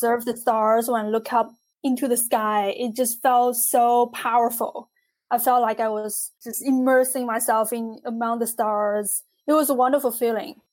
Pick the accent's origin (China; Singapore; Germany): China; moved away; I grew up in China